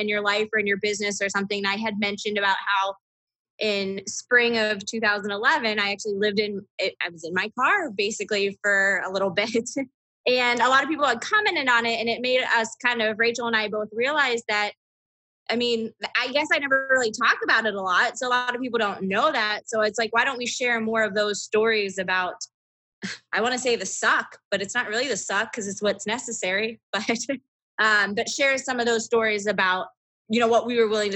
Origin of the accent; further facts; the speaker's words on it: about an hour and a half from Canton, Ohio, United States; my hometown is about an hour and a half from Canton, Ohio